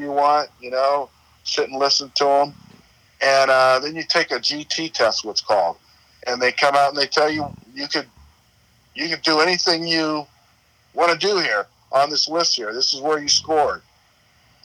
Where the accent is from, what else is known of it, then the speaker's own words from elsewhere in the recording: San Mateo, California, United States; also born or lived in San Francisco, California; Born in San Francisco, California. Raised in the projects, public housing in North Beach for the first few years of my life. And I went to high school in San Mateo